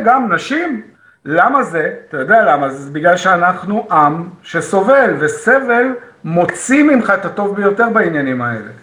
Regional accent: Israel; אני ישראלי

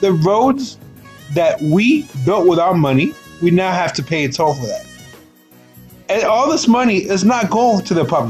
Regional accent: United States; we as American citizens

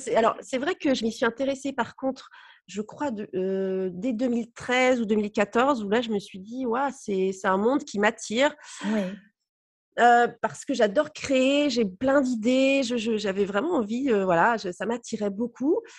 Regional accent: Brittany, France; also born or lived in Nice; comme je suis bretonne, la Bretagne me manquait beaucoup et du coup, on est rentré après en 2010 à Brest

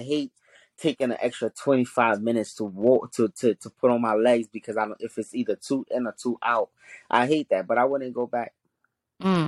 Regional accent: New York City, New York, United States; first language Haitian Creole; English is a second language; also born or lived in Haiti; We grew up in Brooklyn

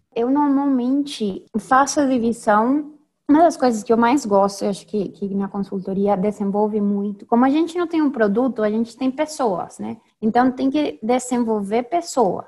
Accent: Venezuela; accent: venezuelana; first language Spanish; Portuguese is a second language; moved away as an adult; also born or lived in Spain / Peru / Panama / São Paulo, Brazil; Eu sou venezuelana, sou engenheira

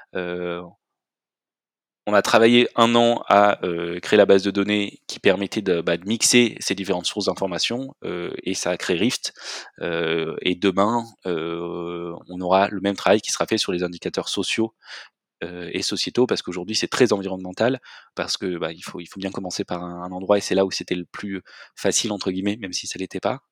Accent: Marseille, Provence-Alpes-Côte d'Azur, France; also born or lived in Belgium; je suis originaire de Marseille

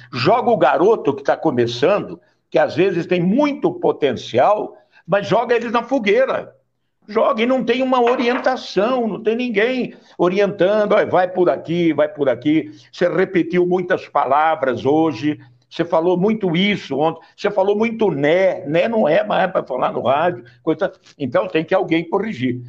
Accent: São Paulo, Brazil; Eu sou caipira do interior

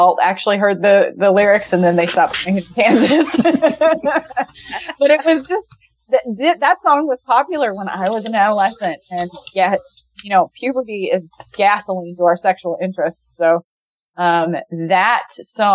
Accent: California, United States; I grew up in California

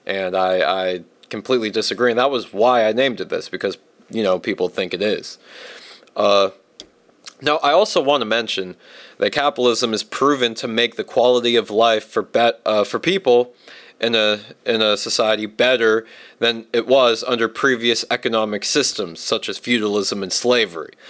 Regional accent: Virginia, United States; I'm from Virginia, from a military family

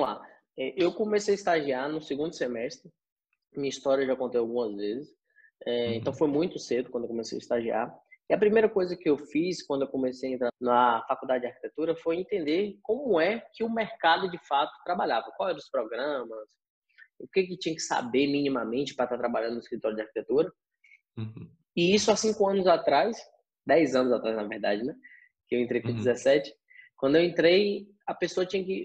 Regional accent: Vitória da Conquista, Bahia, Brazil; also born or lived in Itapetinga, Bahia; eu sou nascido aqui de Vitória da Conquista, na Bahia. É, tive uma parte da minha infância que fui criado em Itapetinga

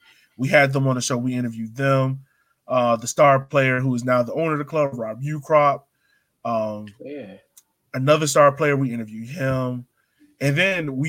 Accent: Richmond, Virginia, United States; growing up in Southside Richmond

